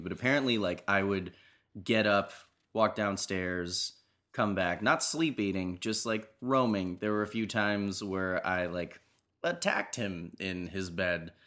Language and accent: English; New Jersey, United States; I'm from the East Coast